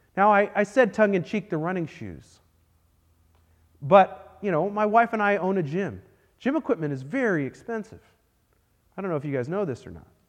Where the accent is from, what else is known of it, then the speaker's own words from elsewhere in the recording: Texas, United States; I am a Texan through and through